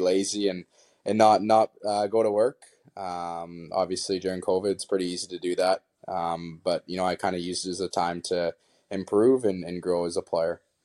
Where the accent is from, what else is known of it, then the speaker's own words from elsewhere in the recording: Kamloops, British Columbia, Canada; be from Kamloops and, uh, you know, growing up as a kid, I went to, you know, Blazer games all the time